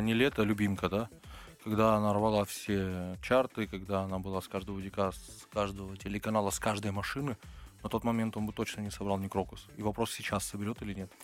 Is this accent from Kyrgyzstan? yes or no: no; Georgia; now in Moscow, Russia; Мы грузины, мы кавказцы